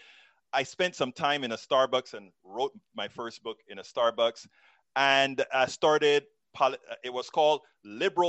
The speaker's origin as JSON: {"language": "English", "country": "Panama", "also_born_or_lived": "Texas", "moved": "as an adult", "lives_now": "United States", "said": "I'm originally from Central America, Panama. Became a naturalized, came here to go to college"}